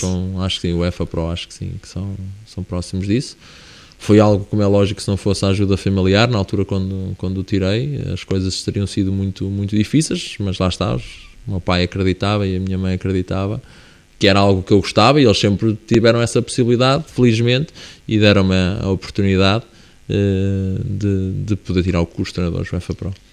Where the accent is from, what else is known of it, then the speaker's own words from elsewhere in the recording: Viseu, Centro, Portugal; iremos à minha terra, eh, neste momento onde eu habito, a Viseu